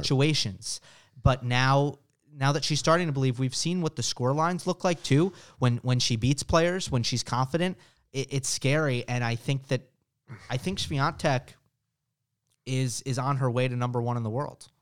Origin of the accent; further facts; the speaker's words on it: United States; as an American